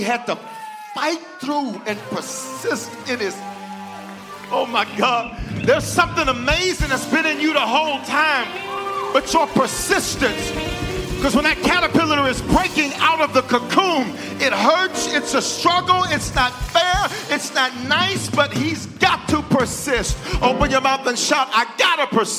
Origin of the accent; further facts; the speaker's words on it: Memphis, Tennessee, United States; also born or lived in Denver, Colorado; I was born in Denver, reared in Memphis, on the south side. Orange Mound.